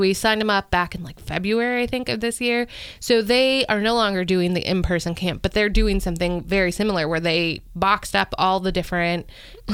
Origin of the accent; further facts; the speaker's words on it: Scranton, Pennsylvania, United States; now in Virginia, United States; I grew up in Pennsylvania in like in Scranton